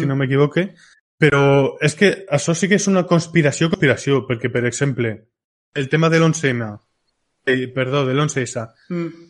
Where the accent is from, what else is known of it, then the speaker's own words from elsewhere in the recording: a village next to Polop, Valencian Community, Spain; al costado del meu poble, en Polop